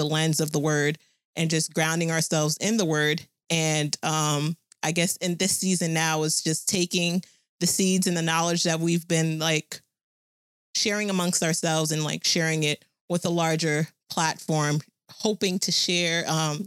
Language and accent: English; New Jersey, United States; I was born, raised, and still living in Jersey